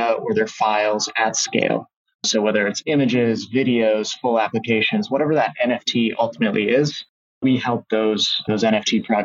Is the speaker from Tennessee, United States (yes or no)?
no; Fargo, North Dakota, United States; moved away as an adult; now in Nebraska, United States; I'm originally from Fargo, North Dakota